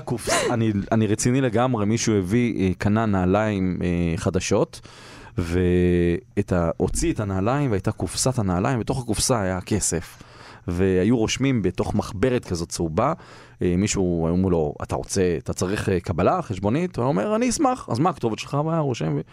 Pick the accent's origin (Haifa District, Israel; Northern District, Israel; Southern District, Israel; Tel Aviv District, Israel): Tel Aviv District, Israel; Holon; אני גדלתי בשכונה, לא בתל אביב, בחולון